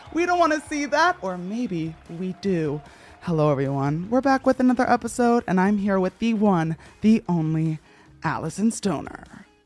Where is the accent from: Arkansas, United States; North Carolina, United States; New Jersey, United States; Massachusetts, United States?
New Jersey, United States; now in Los Angeles, United States; When I was growing up in New Jersey